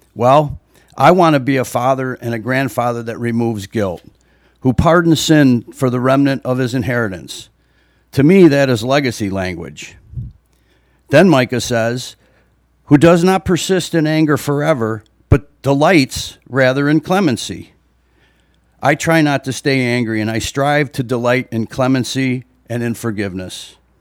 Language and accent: English; Libertyville, Illinois, United States; I was born and raised here in Libertyville